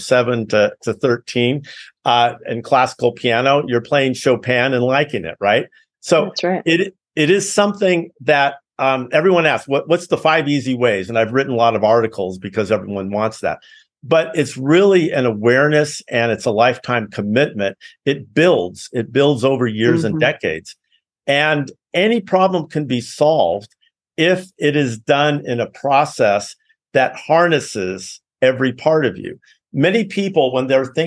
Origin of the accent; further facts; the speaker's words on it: Los Altos, California, United States; also born or lived in Cupertino; I grew up in Los Altos, Cupertino